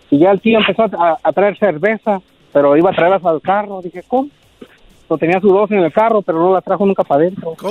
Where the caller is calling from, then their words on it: San Jose, California, United States; De San José, California.